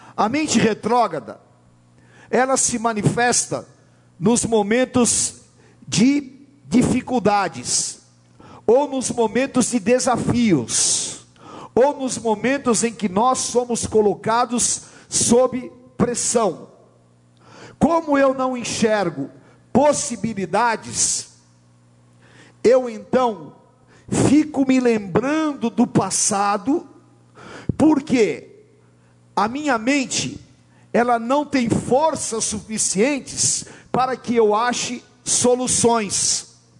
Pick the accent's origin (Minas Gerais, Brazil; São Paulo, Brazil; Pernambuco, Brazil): São Paulo, Brazil; Eu nasci aqui na Climação, estudei numa escola pública